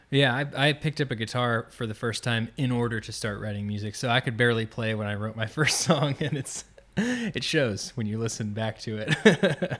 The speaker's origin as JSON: {"language": "English", "town": "Orlando", "region": "Florida", "country": "United States", "tie": "born or raised there", "lives_now": "Gainesville, United States", "said": "I grew up outside of Orlando, uh, kinda near Winter Park, Maitland area"}